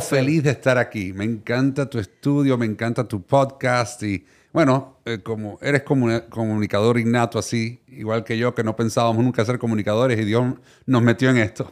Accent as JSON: {"language": "Spanish", "town": "Miami", "region": "Florida", "country": "United States", "tie": "born or raised there", "also_born_or_lived": "Puerto Rico", "first_language": "Spanish", "said": "Nací en Puerto Rico, criado en Miami."}